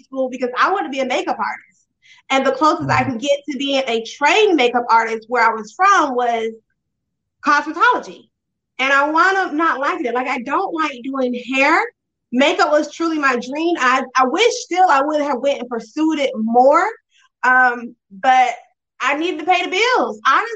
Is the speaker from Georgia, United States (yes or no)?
yes; Vidalia, Georgia, United States; I'm originally from Vidalia, Georgia